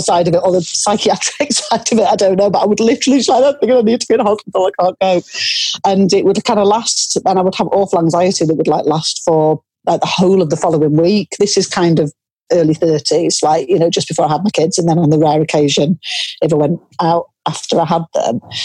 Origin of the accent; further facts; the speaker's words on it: Cumbria, a small town just outside Carlisle, North West England, United Kingdom; I grew up in Cumbria, in a small town that's uh, just outside Carlisle.